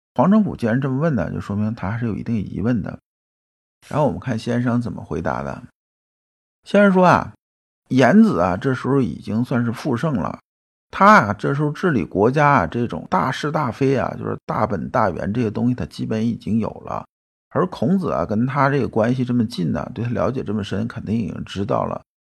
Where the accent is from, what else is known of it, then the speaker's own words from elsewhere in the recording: China; 我们中国人到现在，虽然说几千年文化